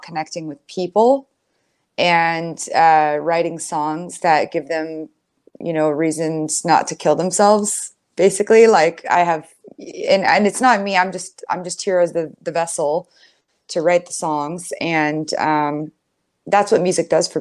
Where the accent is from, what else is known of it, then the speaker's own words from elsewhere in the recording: San Diego, California, United States; I grew up in San Diego